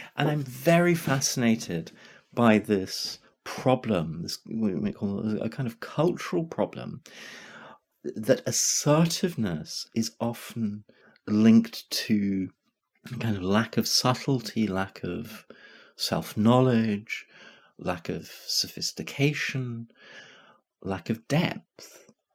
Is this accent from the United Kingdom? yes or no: yes; Glasgow, Scotland, United Kingdom; I'm growing up in Glasgow